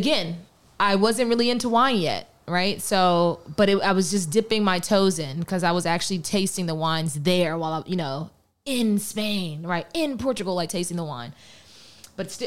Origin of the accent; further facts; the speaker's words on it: Pittsburgh, Pennsylvania, United States; also born or lived in Philadelphia; I am from Pittsburgh, Pennsylvania, the great 412, the city of bridges, the black and yellow